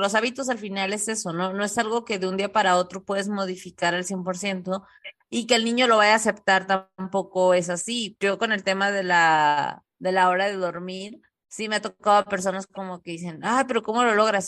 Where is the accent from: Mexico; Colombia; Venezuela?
Mexico; Tijuana, Baja California; nosotros somos de Tijuana